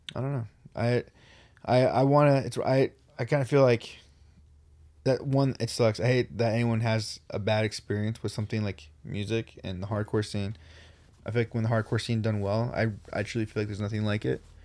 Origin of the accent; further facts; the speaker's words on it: Riverside, California, United States; we're from Riverside